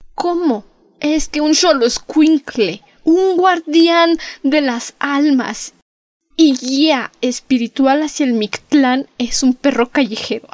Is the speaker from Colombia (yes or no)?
no; Mexico; also born or lived in Mexico City; somos mexicanos